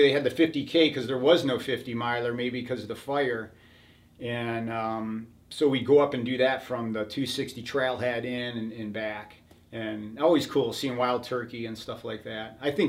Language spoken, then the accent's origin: English; Cleveland, Ohio, United States; I came from Cleveland living that kind of lifestyle, and I wanted a change, and I surely did.